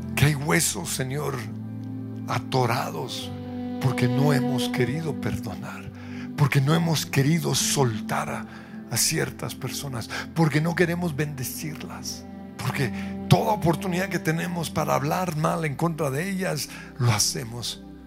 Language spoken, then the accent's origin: Spanish; Colombia; como colombianos